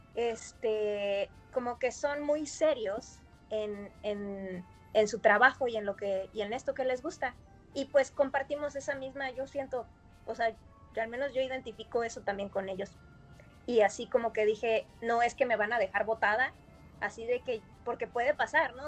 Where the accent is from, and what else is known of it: Mexico; also born or lived in United States